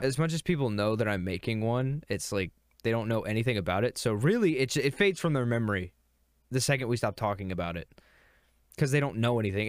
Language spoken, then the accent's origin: English; Virginia, United States; accent: Virginia; my accent, it's that, it's the Virginia accent